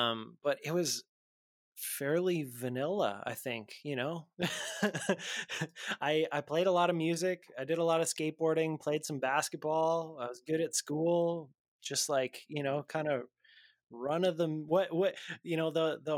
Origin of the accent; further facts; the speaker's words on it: Lloydminster, Canada; I grew up in Lloydminster, which is just a couple hours outside of Edmonton.